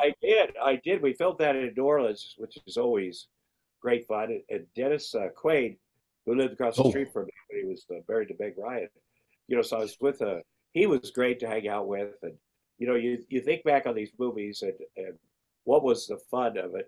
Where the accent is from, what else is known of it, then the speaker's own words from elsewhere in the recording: Iowa, United States; growing up in Iowa and working at, a, a meat packing plant